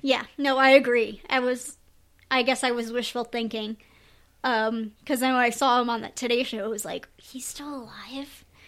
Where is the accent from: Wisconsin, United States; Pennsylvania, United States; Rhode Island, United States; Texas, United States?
Rhode Island, United States; also born or lived in Connecticut; I grew up in Rhode Island